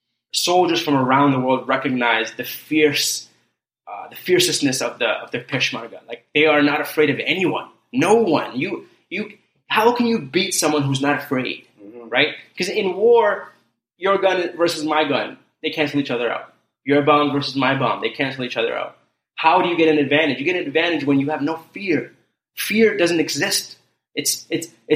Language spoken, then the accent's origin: English; Canada; also born or lived in Kurdistan; growing up in Canada as a refugee immigrant